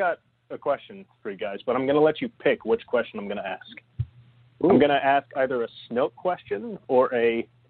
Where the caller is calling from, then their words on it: Geneva, Illinois, United States; I'm calling from Geneva, Illinois.